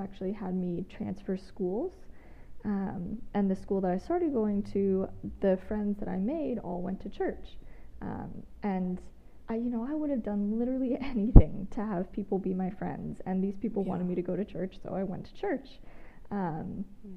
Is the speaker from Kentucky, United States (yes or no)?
no; Georgia, United States; moved away as an adult; also born or lived in Australia; now in Huntsville, United States; I live in Huntsville, Alabama. I'm originally from Georgia, spent some time living abroad in Australia